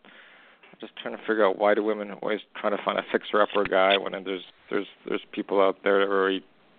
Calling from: Canada; I'm calling from Canada.

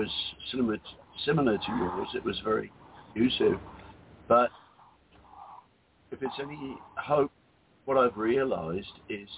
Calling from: Whitsunday Islands, Queensland, Australia; I'm calling from the Whitsunday Islands in Australia

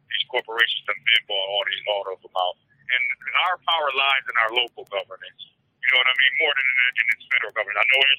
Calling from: Detroit, Michigan, United States; I'm calling from Detroit, Michigan.

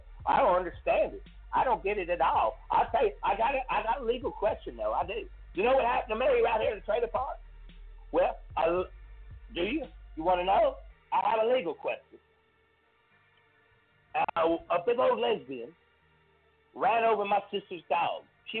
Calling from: Mississippi, United States

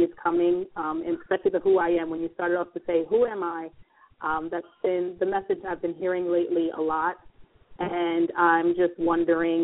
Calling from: New York, United States; I'm calling from New York

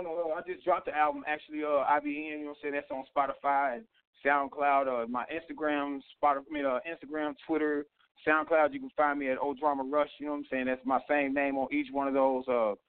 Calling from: Carroll, Illinois, United States; I'm calling from Carroll, Illinois.

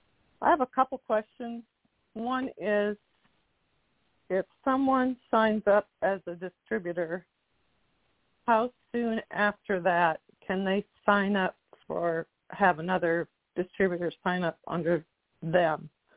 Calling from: Washington, United States; I'm from Washington State.

